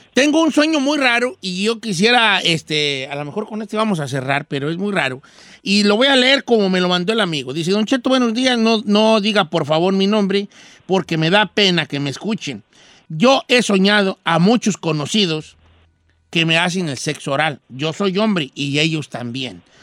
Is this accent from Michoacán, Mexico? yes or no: yes; Valle de Zamora, Michoacán, Mexico; moved away; mi pueblo de nacimiento